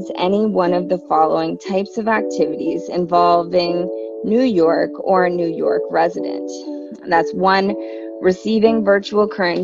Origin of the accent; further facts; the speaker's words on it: Canada; I'm from Canada